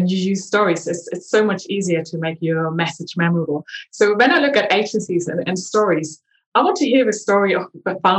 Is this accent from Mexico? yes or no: no; eastern Germany, Germany; now in London, United Kingdom; growing up in Eastern Germany